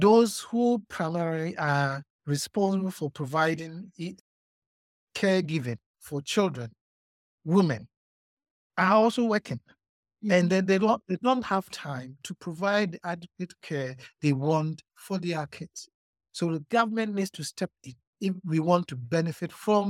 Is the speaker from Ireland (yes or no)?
no; Ghana; now in Botswana; I'm also a Ghanaian